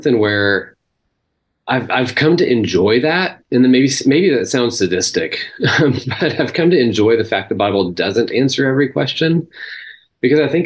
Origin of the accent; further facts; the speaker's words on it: Texas, United States; I grew up in Texas, grew up in a religious culture